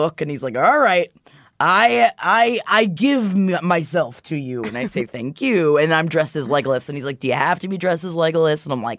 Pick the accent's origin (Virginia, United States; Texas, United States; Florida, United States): Florida, United States; I grew up in Florida.